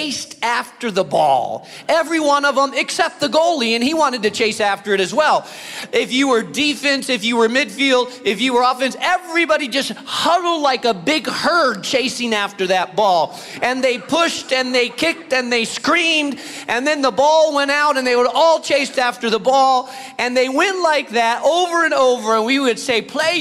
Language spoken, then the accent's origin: English; Spain; moved away; I grew up in Spain